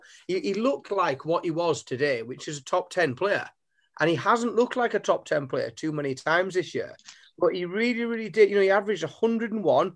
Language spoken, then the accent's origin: English; Teesside, North East England, United Kingdom; I'm from Teesside